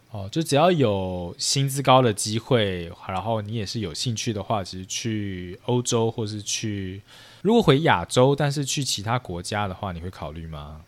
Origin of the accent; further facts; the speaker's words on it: Taiwan; 我自己就是身， 身为台湾人